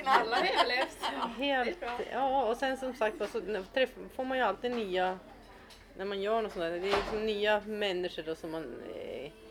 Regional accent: Norrland, Sweden; Och sen när de hörde att jag var från Norrland då var det som att jag var hemma på en gång.

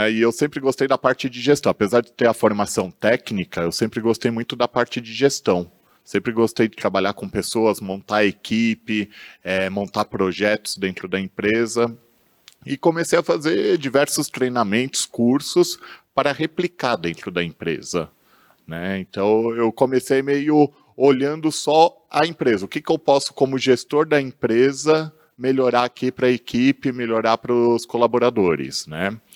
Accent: São Paulo, Brazil; Meus pais se conheceram no Rio de Janeiro, se casaram lá, viveram anos lá, vieram para São Paulo a trabalho, e aí eu, eu, minha irmã, a gente já nasceu aqui em São Paulo mesmo.

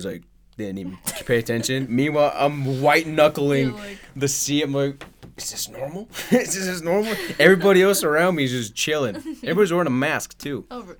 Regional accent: Idaho, United States; hey, I'm from Idaho

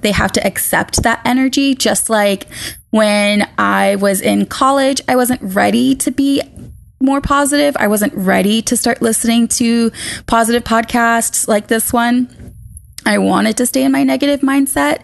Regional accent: Boston, Massachusetts, United States; moved away as an adult; also born or lived in Maine; I was born and raised in Boston

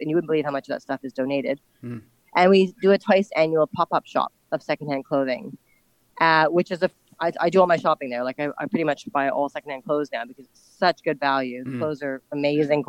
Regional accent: Ottawa, Ontario, Canada; moved away as an adult; now in Hong Kong; I grew up in Ottawa, which is a small Canadian

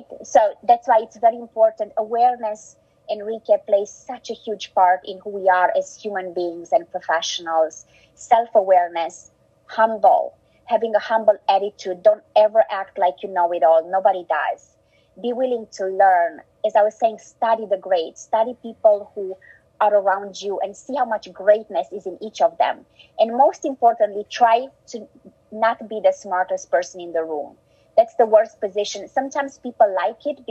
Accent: Romania; English is a second language; also born or lived in Germany; now in United States; I was born in Romania, in a communist country where we didn't have much.

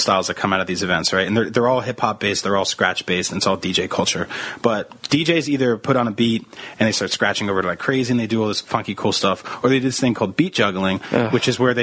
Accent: East Coast, United States; moved away; growing up on the East Coast

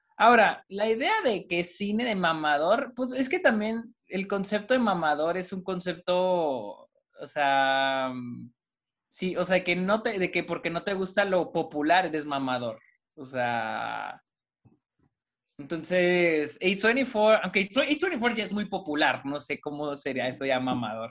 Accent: Delicias, Chihuahua, Mexico; en Delicias, de donde yo soy

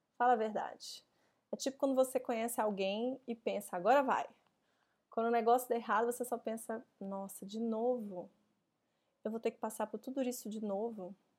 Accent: Belo Horizonte, Minas Gerais, Brazil; moved away as an adult; now in São Paulo, Brazil; eu nasci em BH

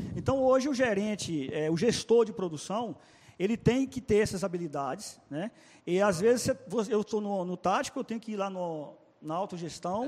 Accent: Salinas, Minas Gerais, Brazil; moved away as an adult; now in Petrolina, Brazil; lá em Salinas, Minas Gerais, minha cidade natal.

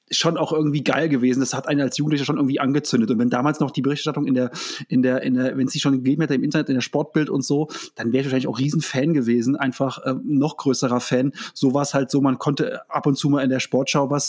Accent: Germany; ich bin gefragt worden, wo ich herkomme, und habe gesagt, oh, Deutschland

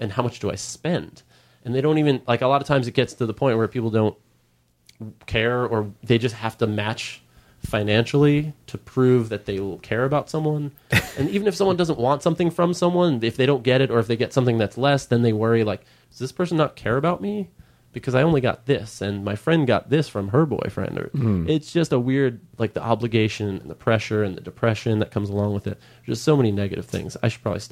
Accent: Long Island, New York, United States; now in Los Angeles, United States; I grew up on Long Island

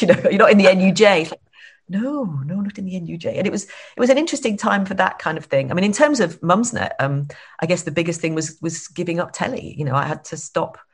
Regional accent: Blackpool, North West England, United Kingdom; moved away; I actually came from just outside Blackpool where the average the 70% population is over 70, a very little sleepy suburb of Blackpool

